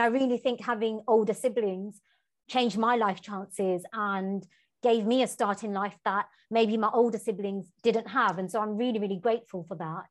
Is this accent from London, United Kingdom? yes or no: yes; London, United Kingdom; moved away as an adult; growing up in Tower Hamlets